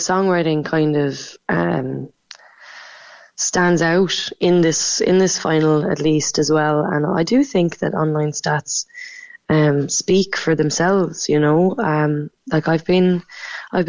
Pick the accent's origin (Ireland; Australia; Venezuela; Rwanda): Ireland; Macroom, Munster; moved away; also born or lived in Cork / London; I'm from Macroom. I grew up in Raleigh